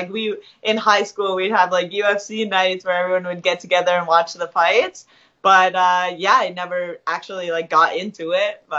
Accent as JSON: {"language": "English", "country": "Canada", "tie": "born or raised there", "said": "I was born in Canada"}